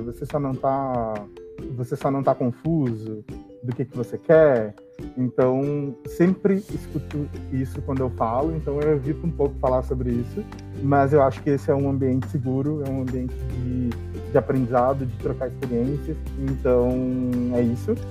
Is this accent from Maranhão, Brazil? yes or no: yes; Maranhão, Brazil; eu sou do Maranhão.